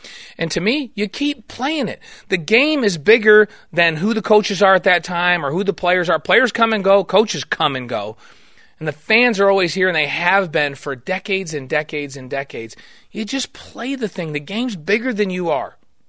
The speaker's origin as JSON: {"language": "English", "region": "New York", "country": "United States", "said": "When I came to BYU, I came from New York."}